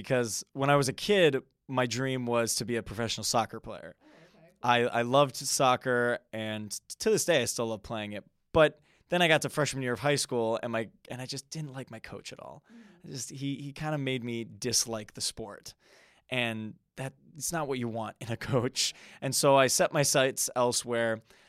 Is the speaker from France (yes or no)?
no; Wisconsin, United States; So I'm a Midwest man. So I born and raised in the Wisconsin area.